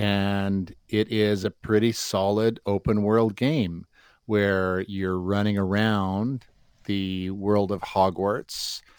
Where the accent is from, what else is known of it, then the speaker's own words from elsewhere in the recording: Alberta, Canada; I grew up in Alberta. I know the co-op.